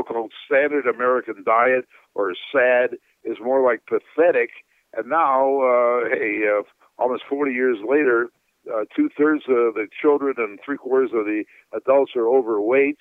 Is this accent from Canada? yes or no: yes; Canada; moved away; I'm originally from Canada. It was a very cold climate